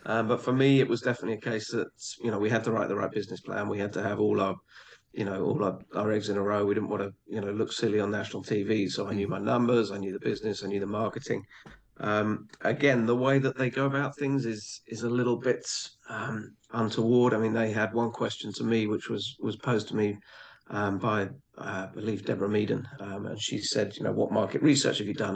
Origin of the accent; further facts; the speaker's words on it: England, United Kingdom; I grew up in a in a pretty small English um, village